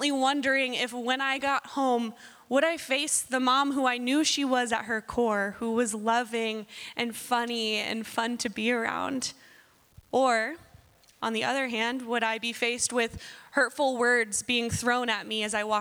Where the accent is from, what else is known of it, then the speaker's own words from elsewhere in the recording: Southern California, United States; moved away; I was born and raised in Southern California